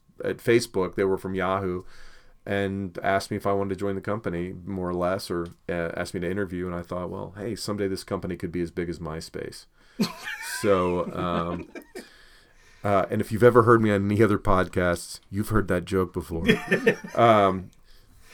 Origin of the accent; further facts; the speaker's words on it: Dunwoody, Georgia, United States; I grew up in Dunwoody